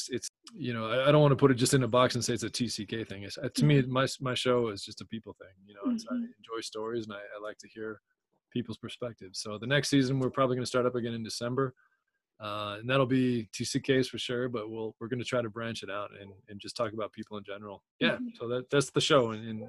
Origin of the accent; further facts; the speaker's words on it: Chicago, Illinois, United States; also born or lived in Idaho; Chicago, I'd been there a while. That was kind of a lot of my first happened in Chicago because when we moved from Idaho, I was so young. I was a year and a half old.